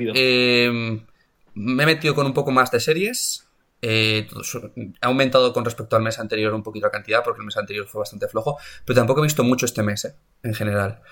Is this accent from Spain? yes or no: yes; Burgos, Castile and León, Spain; also born or lived in Madrid; yo que soy de Burgos